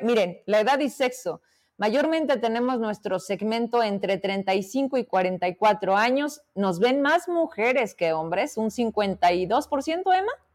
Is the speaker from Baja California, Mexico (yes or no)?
no; Fresnillo, Zacatecas, Mexico; Fresnillo, mi tierra